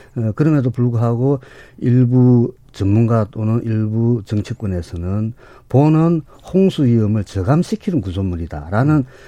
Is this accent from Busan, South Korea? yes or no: no; Gangwon, South Korea; 우리 강원도에 제가 강원도에서 왔는데